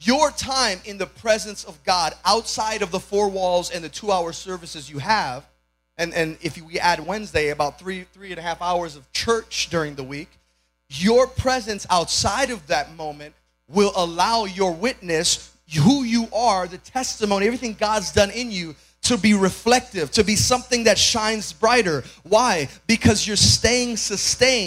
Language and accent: English; Chicago, Illinois, United States; moved away as an adult; now in Georgia, United States; I was born and raised in Chicago, my wife and I as well